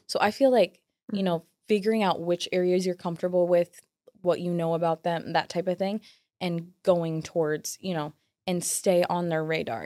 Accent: Williamsburg, United States; where I'm from, like mm-hmm. my hometown

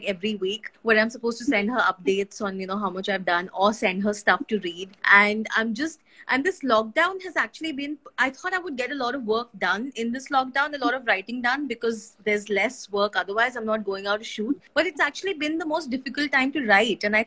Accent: Gujarat, India; also born or lived in Madhya Pradesh; now in Maharashtra, India; I was born in Gujarat. My parents were there.

